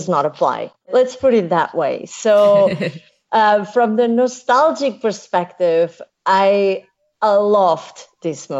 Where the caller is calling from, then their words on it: Barcelona, Catalonia, Spain; I'm calling from Barcelona